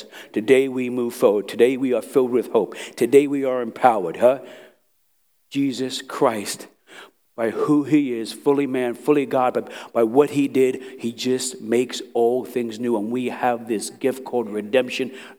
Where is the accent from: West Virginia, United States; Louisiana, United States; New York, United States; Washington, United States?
New York, United States; New York City; moved away; I was from Brooklyn, New York, Italian, Irish, Jewish, Puerto Ricans